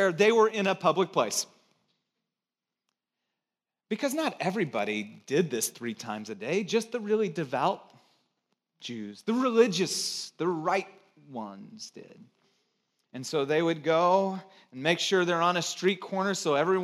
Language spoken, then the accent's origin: English; Santa Cruz, California, United States; moved away; also born or lived in Chicago; from Santa Cruz